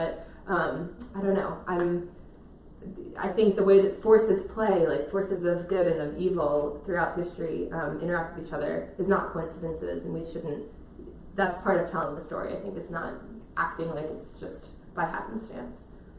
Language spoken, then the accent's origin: English; Charlottesville, Virginia, United States; I'm from Charlottesville, Virginia, and was doing organizing there.